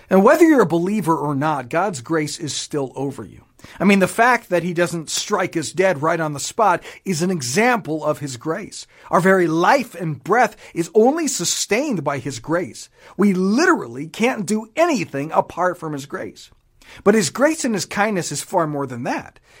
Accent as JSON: {"language": "English", "country": "Japan", "tie": "born or raised there", "said": "I grew up in Japan, spent many years there. I don't speak a lick of it."}